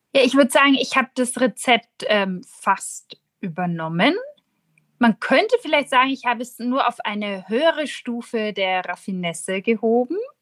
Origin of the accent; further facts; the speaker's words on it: Nuremberg, Bavaria, Germany; als Nürnberger Protestantin